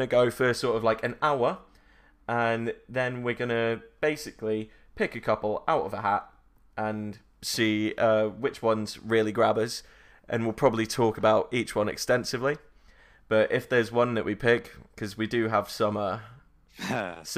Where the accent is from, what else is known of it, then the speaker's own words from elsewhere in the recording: Exeter, South West England, United Kingdom; I'm from the other end of the country. I'm from Exeter in Devon